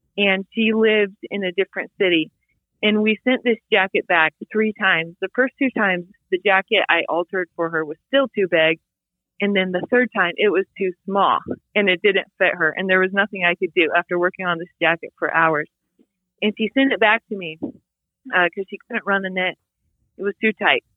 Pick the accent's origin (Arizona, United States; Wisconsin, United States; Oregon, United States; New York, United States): Oregon, United States; Bend; moved away; also born or lived in Boise, Idaho; I'm from Bend, but not Bend now. Like when I was growing up in Bend, it was 30,000 people